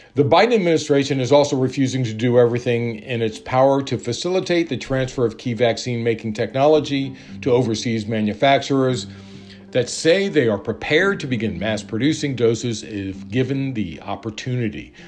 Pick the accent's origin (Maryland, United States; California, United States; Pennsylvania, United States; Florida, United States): Maryland, United States; Maryland, my home state